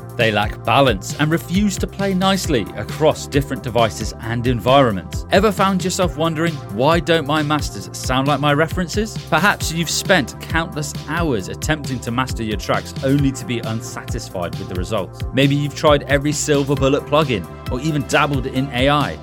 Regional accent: United Kingdom; accent: British; my British accent

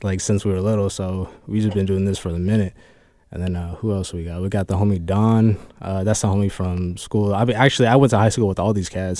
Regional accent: United States; also born or lived in Fresno, California; now in Kent, United States; I'm from Cali, but I really, like, grew up here

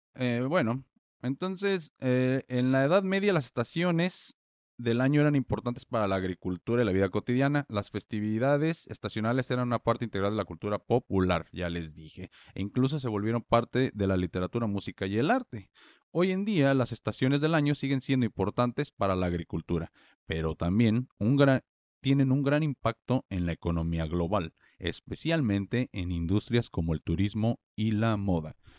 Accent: Morelia, Michoacán, Mexico; en Morelia, que es la ciudad donde yo nací y crecí

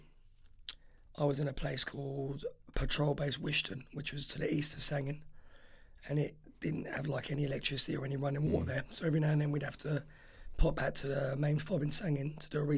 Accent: London, United Kingdom; moved away as an adult; I grew up in West London, a place called Ladbroke Grove

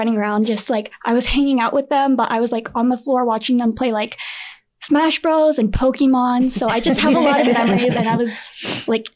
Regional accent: San Diego, California, United States; moved away; I'm originally from San Diego

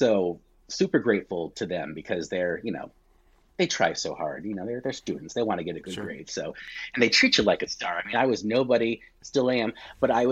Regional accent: Connecticut, United States; moved away as an adult; now in Florida, United States; I'm down here in Florida. Not from Florida. I'm from Connecticut. Been down here about 10 years

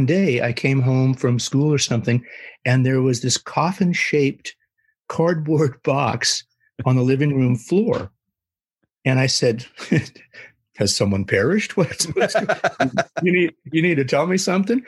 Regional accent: San Jose, California, United States; I was a restless lad in the sleepy suburbs of San Jose, Northern California

